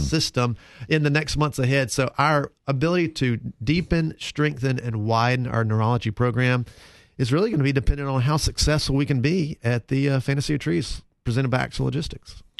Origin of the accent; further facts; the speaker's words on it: Concord, North Carolina, United States; moved away as an adult; also born or lived in Saint Louis; Grew up in Concord, North Carolina